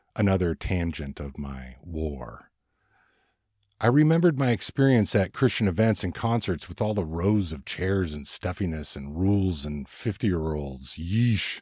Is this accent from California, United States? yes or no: yes; Ventura, California, United States; moved away as an adult; now in Oregon, United States; I had just arrived to Oregon from my hometown of Ventura, California, a little beach town